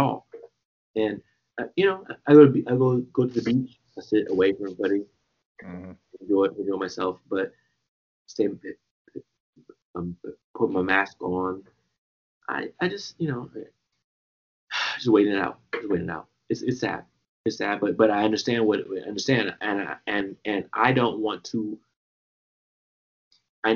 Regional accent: Washington, District of Columbia, United States; also born or lived in Trinidad and Tobago; I'm born in Washington, D.C.

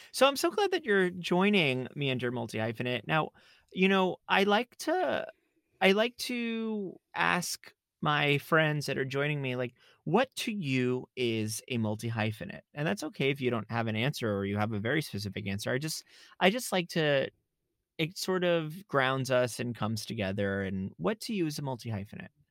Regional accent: South Florida, United States; moved away; I grew up in South Florida

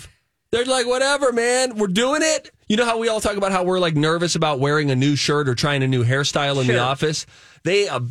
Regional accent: Pittsburgh, Pennsylvania, United States; moved away as an adult; also born or lived in Los Angeles; I grew up in Pittsburgh

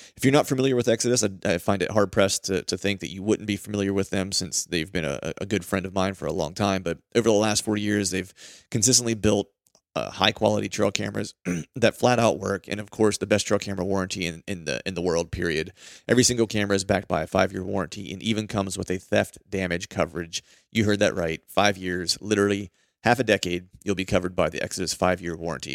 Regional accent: Pennsylvania, United States; I'm from Pennsylvania, grew up hunting Pennsylvania

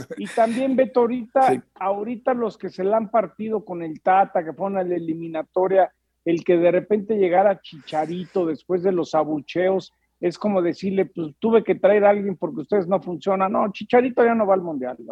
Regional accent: Mexico; now in Los Angeles, United States

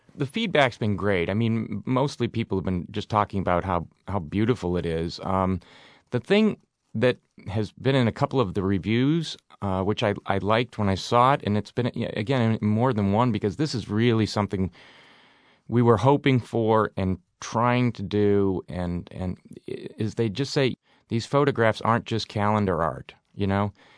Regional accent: Massachusetts, United States; moved away; I grew up in Massachusetts

